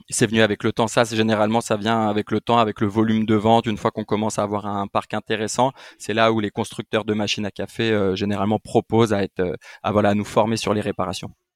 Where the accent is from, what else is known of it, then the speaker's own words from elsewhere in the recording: Île-de-France, France; je suis né en France, euh, je suis né en 92 donc euh, moi euh, je suis né en France